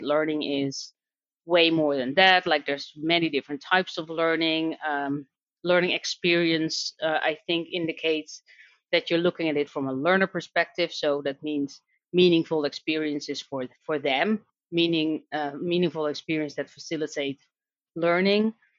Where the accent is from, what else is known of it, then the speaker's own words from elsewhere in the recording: Netherlands; accent: Dutch; English is a second language; now in Dublin, Ireland; I live in Dublin, Ireland, but I'm Dutch, um, which you can probably hear based on my accent.